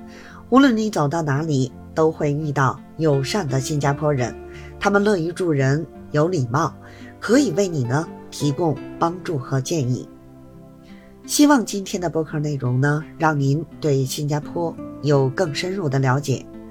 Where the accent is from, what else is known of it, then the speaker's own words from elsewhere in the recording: Beijing, China; 我是北京的